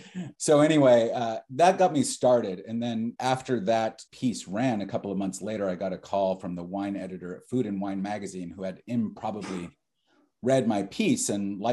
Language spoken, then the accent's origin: English; Austin, Texas, United States; moved away; also born or lived in San Francisco; and I grew up in Austin, you know, and I'm from Texas